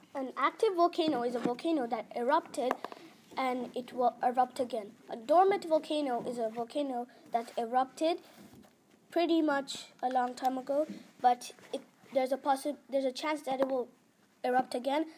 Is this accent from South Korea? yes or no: no; India; now in Utrecht, Netherlands; I'm from India, and the school I am in is called the ISU, stand for International School Utrecht